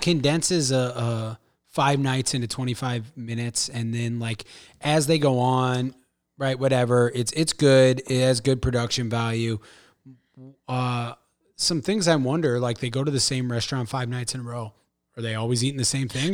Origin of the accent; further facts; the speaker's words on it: St. Louis, Missouri, United States; I'm from Saint Louis